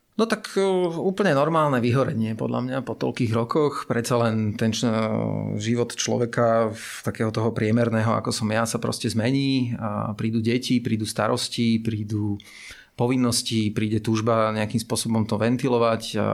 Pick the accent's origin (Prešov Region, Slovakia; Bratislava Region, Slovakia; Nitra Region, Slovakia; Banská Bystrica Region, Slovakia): Bratislava Region, Slovakia; Bratislava; ja som uh, vyrastal teda v tej Petržalke ako, ako decko